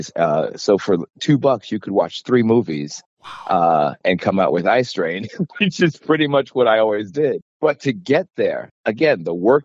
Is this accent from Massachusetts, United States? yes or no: yes; Boston, Massachusetts, United States; moved away; also born or lived in San Francisco; I grew up in Boston, Massachusetts for the most part